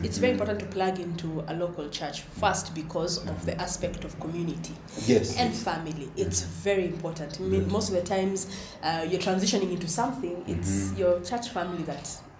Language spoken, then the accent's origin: English; Nairobi, Kenya; I grew up in South. Born and raised in South B.